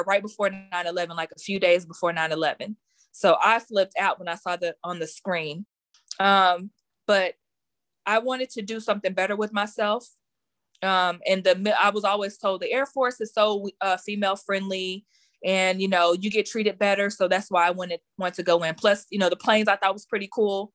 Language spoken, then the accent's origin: English; Garland, Texas, United States; I am from Garland, Texas.